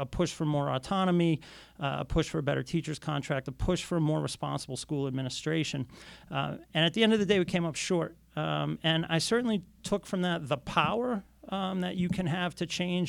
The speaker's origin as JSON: {"language": "English", "town": "Boston", "region": "Massachusetts", "country": "United States", "tie": "born or raised there", "said": "I grew up in Boston in the 1970s and 1980s"}